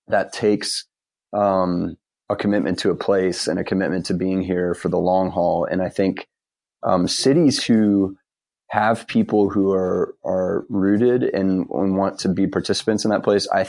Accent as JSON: {"language": "English", "region": "Ohio", "country": "United States", "tie": "born or raised there", "moved": "as an adult", "lives_now": "Durham, United States", "said": "I grew up in Ohio"}